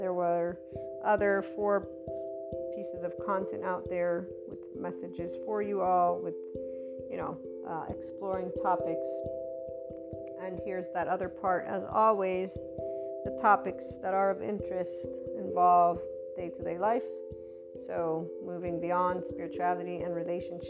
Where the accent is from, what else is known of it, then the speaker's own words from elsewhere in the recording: United States; first language English; also born or lived in Naples, Italy; I'm an American first, in the sense of I was born there. My mother tongue is English